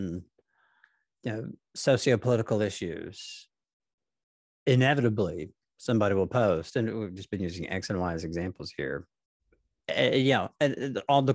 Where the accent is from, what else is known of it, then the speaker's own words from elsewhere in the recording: Nashville, Tennessee, United States; growing up in Nashville